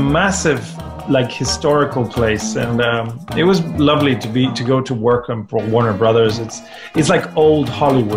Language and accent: English; Argentina; I'm from Argentina